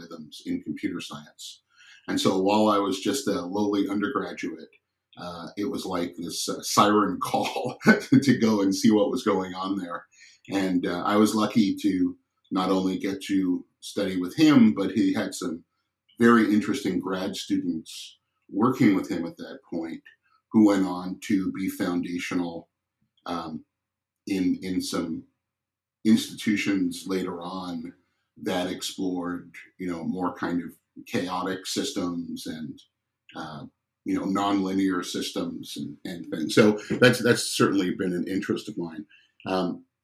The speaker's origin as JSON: {"language": "English", "town": "New York City", "region": "New York", "country": "United States", "tie": "born or raised there", "also_born_or_lived": "Michigan", "moved": "as an adult", "said": "I grew up in New York City"}